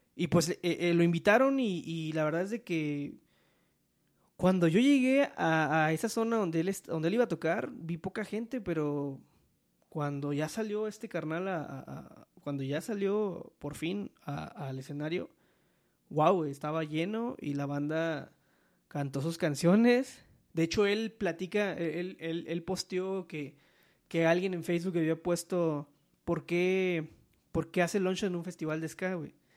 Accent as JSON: {"language": "Spanish", "region": "Veracruz", "country": "Mexico", "moved": "yes", "said": "yo soy de Veracruz."}